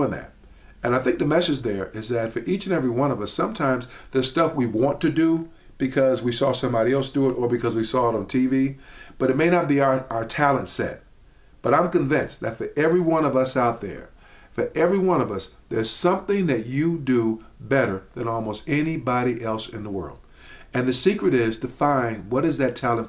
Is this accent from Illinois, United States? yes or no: yes; Chicago, Illinois, United States; when I was a kid growing up in Chicago